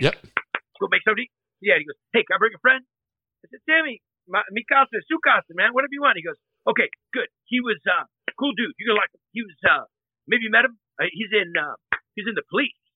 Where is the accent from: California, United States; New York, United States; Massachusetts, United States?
California, United States; Northern; I grew up in Northern California